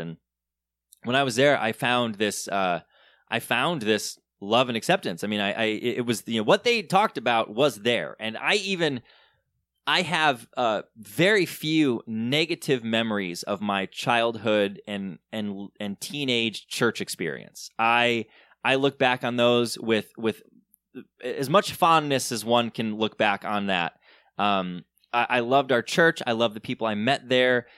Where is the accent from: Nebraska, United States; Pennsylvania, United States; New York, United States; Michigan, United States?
Michigan, United States; Southern; I grew up in Southern Michigan in a very conservative, uh, very kinda evangelical world.